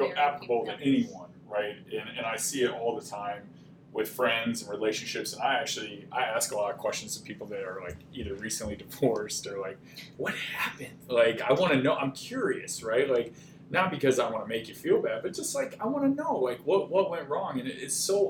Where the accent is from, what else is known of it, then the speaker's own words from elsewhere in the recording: Texas, United States; now in Minnesota, United States; I grew up in Texas